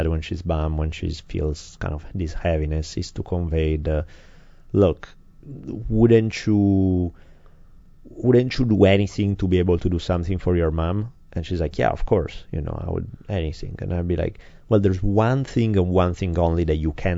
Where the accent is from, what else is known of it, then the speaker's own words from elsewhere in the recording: Italy; English is a second language; now in United States; growing up in Italy